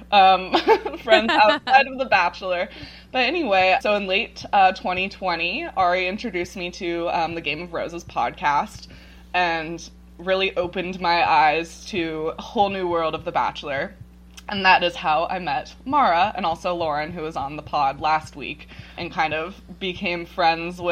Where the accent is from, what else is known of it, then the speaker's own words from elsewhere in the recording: Ashland, Oregon, United States; I am originally from Ashland, Oregon